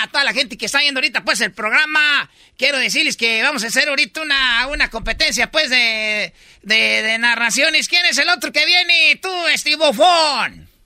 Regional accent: Michoacán, Mexico; Es que, sí, es que esos muchachos, pues, son de allá, de, la Ciudad de México. Yo soy, pues, de Michoacán. Somos de Michoacán

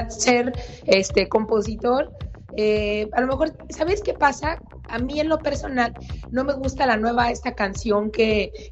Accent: Sonora, Mexico; Pero dicen por ahí que como buen sonorense, eh, optamos por Julio

